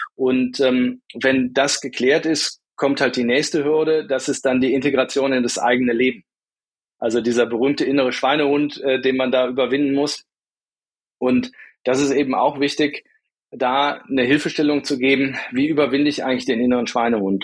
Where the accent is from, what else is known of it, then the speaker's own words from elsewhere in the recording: Bonn, North Rhine-Westphalia, Germany; also born or lived in Düsseldorf / Munich / Cologne; now in Essen, Germany; Auf die Welt gekommen bin ich ähm, mal in Düsseldorf und bin dann auch wirklich waschechter Rheinländer, bin also im Rheinland äh, aufgewachsen, bin in Bonn zur Schule gegangen